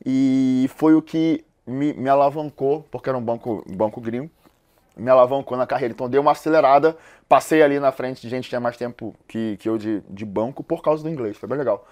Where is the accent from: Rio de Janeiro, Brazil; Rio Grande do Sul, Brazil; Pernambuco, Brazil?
Rio de Janeiro, Brazil; Eu sou carioca, eu nasci no Morro da Providência, numa comunidade lá do Rio de Janeiro